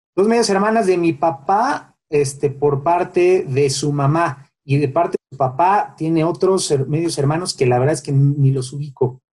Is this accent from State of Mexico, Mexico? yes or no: no; Mexico City, Mexico; also born or lived in Ciudad Satélite / Santa Fe; Yo nací en, en la Roma, ¿no? En, en, el Hospital Durango, ahí en la Roma, y toda, toda mi vida en, San Miguel Chapultepec.